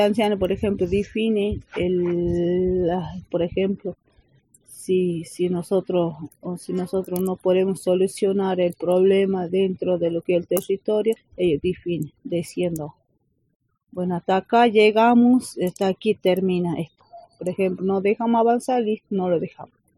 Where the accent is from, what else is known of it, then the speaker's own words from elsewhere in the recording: Cafayate, Salta, Argentina; A mí me preguntan de dónde sos, vengo de ahí